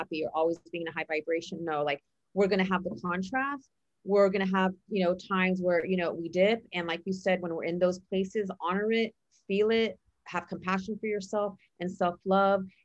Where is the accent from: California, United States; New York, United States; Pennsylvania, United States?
California, United States; San Mateo; I grew up in San Mateo